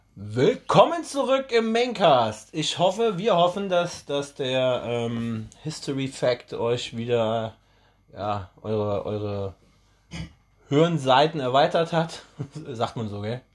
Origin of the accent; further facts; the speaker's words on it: Germany; bei uns in Deutschland